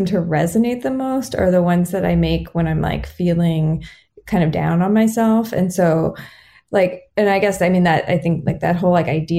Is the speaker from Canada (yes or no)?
no; Austin, Texas, United States; moved away as an adult; also born or lived in Boston / New York; now we live in my hometown in Austin